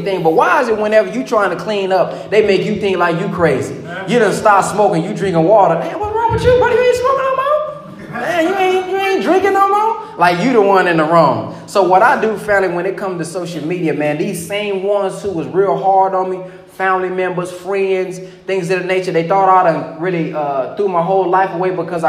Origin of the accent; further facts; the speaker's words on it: the South, United States; I'm from the South, too